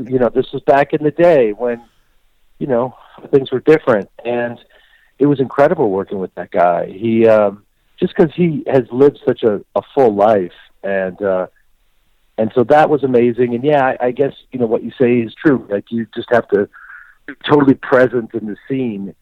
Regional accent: Chicago, Illinois, United States; I grew up in Chicago, not too far from you guys

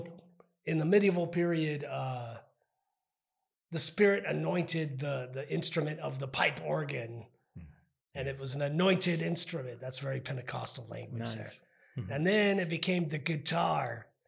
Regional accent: El Paso, Texas, United States; That's our street cred there. We're from Northeast El Paso.

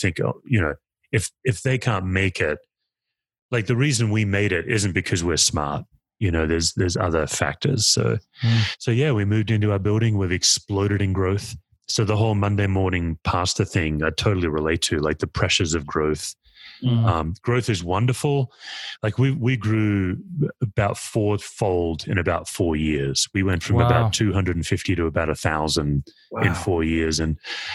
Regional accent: Perth, Western Australia, Australia; now in Denver, United States; I grew up in Perth, Western Australia

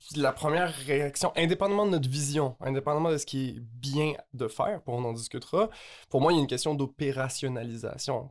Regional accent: Quebec, Canada; je suis québécois

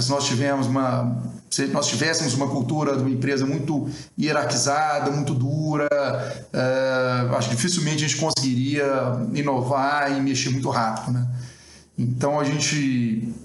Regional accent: Brazil; como brasileiro

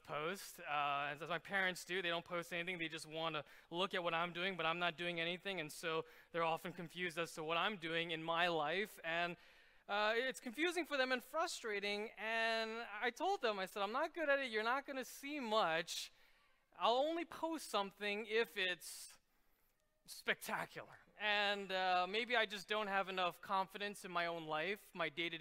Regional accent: New York City, New York, United States; moved away as an adult; now in Philadelphia, United States; I've been in Philadelphia for about coming up on my 10th year, but I'm originally from New York City.

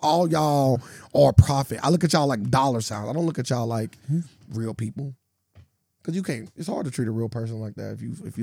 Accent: United States; I was born here in America

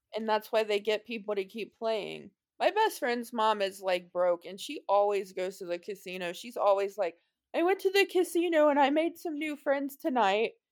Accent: Cincinnati, Ohio, United States; I'm from Cincinnati

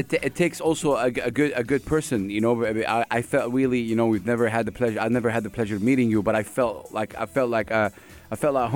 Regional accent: Saudi Arabia; now in UAE; I'm from Saudi Arabia.

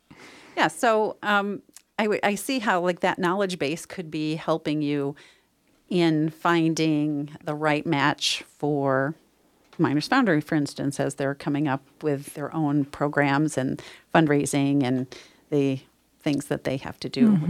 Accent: New York, United States; born there; now in Northern California, United States; I was born in New York. Here I am in Northern California.

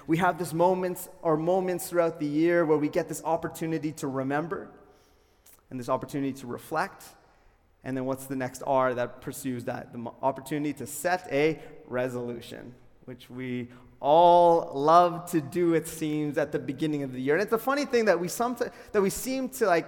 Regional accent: Calgary, Alberta, Canada; You can make the assumption I'm from Calgary.

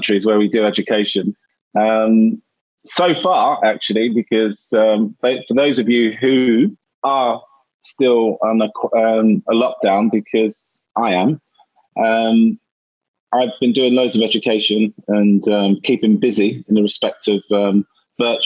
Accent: London, United Kingdom; I was born in East London, and for those of you who don't know England, East London is one of the hardest areas to grow up

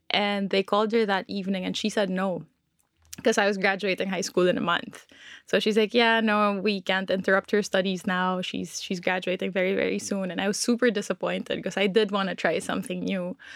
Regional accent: Philippines; born there; So I was born in the Philippines

